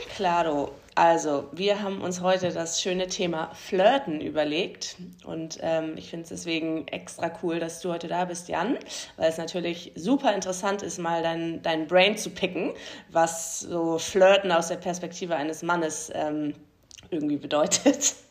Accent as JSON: {"language": "German", "area": "the North", "region": "Northern Germany", "country": "Germany", "said": "wir kommen halt alle aus dem Norden"}